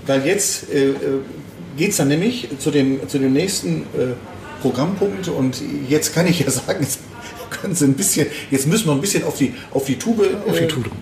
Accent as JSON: {"language": "German", "town": "Düsseldorf", "region": "North Rhine-Westphalia", "country": "Germany", "tie": "born or raised there", "said": "hier in meiner Geburtsstadt"}